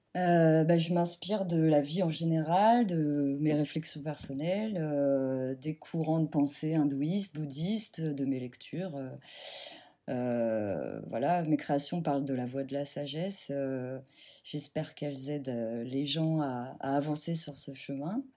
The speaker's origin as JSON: {"language": "French", "region": "Normandy", "country": "France", "tie": "born or raised there", "moved": "as an adult", "lives_now": "Seine-et-Marne, France", "said": "je vis en Seine-et-Marne depuis à peu près 10 ans. Euh, moi, j'ai grandi en Normandie"}